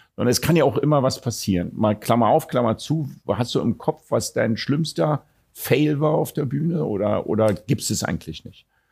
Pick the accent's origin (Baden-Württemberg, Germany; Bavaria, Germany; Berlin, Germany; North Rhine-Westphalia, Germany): Berlin, Germany; Ich bin Deutscher, ich bin Berliner